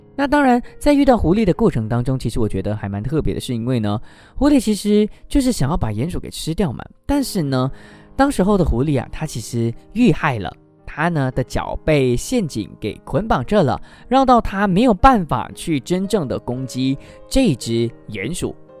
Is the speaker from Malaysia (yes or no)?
yes; Malaysia; 我们马来西亚人